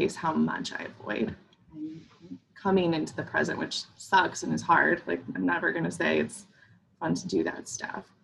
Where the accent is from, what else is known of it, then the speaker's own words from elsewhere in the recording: Midwest, United States; I grew up in the Midwest and in the 90s, and we don't do feelings here